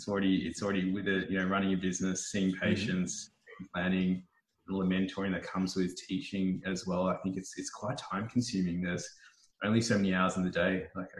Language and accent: English; Melbourne, Victoria, Australia; moved away as an adult; also born or lived in Gold Coast, Queensland; I grew up in Melbourne, and then I moved to Queensland or the Gold Coast for me.